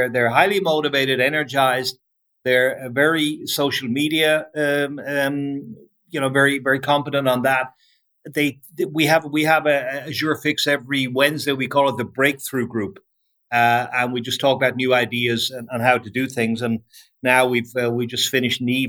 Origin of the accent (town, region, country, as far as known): Ireland; moved away